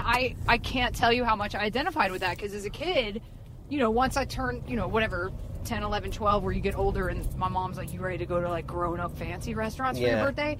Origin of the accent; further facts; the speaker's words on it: the South, United States; I grew up in the South.